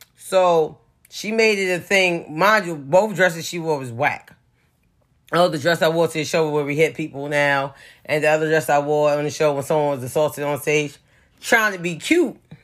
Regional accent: New York City, New York, United States; I'm from the Bronx

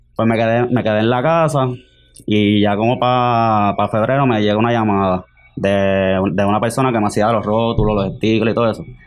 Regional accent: Guaynabo, Puerto Rico; de Guaynabo también

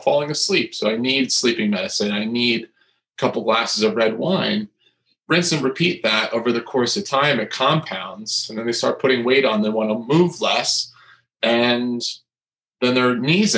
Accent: New Jersey, United States; I come from New Jersey

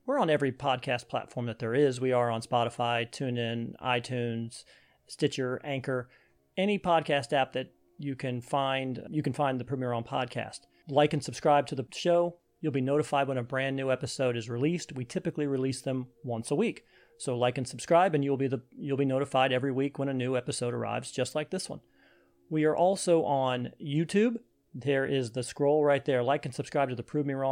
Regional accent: Cleveland, Ohio, United States; moved away as an adult; now in Florida, United States; I grew up in Cleveland, but by the time that I had left Cleveland and went to college and went to the Marine Corps

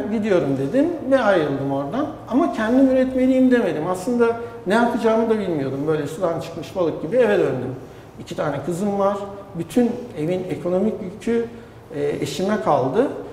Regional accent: Adapazarı, Sakarya, Turkey; Adapazarı'nda doğdum. Bütün gençliğim üniversiteye kadar orada geçti.

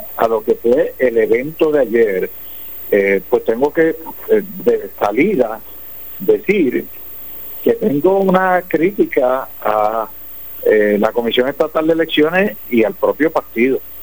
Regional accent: San Lorenzo, Puerto Rico; en San Lorenzo mi pueblo

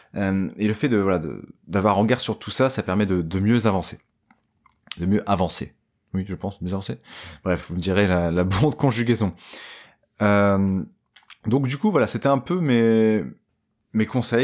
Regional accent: Dunkirk, Hauts-de-France, France; je viens de Dunkerque.

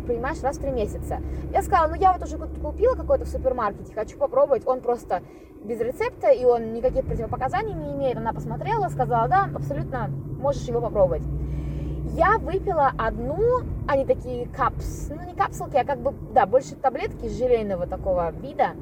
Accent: Khabarovsk, Khabarovsk Krai, Russia; moved away; я выросла в Хабаровске.

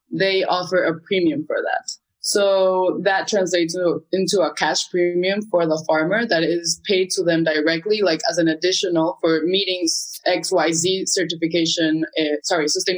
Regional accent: Bolivia; now in Peru; originally I'm from Bolivia, but now I'm living in Peru.

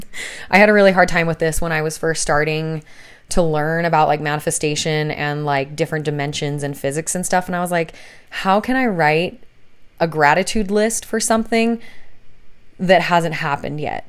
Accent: Salt Lake City, Utah, United States; moved away as an adult; now in southern Utah, United States; we're both originally from Salt Lake City

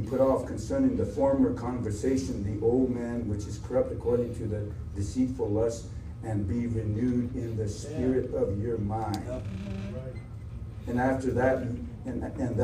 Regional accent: South Dakota, United States; I'm from South Dakota, on my way to Georgia

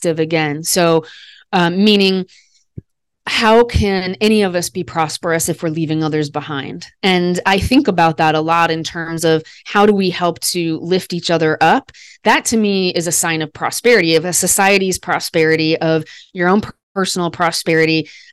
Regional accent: Des Moines, Iowa, United States; I was the first baby born on Mother's Day in my hometown. I'm from Des Moines, Iowa

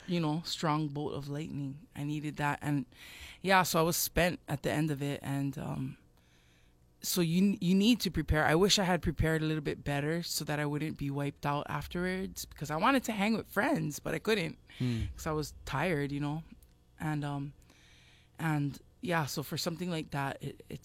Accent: Louisiana, United States; now in Hawaii, United States; I was born in Louisiana

